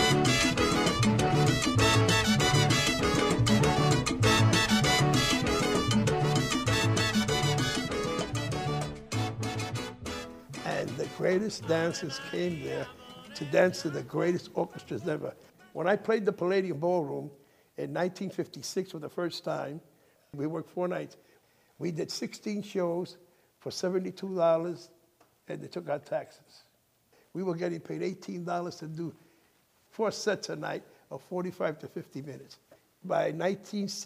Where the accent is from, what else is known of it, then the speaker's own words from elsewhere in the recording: New York City, New York, United States; also born or lived in Manhattan, New York; we moved by 1942, right, World War II, into the Bronx. Well, then known as the South Bronx. Bronx was gorgeous then, you know, and that's where I was raised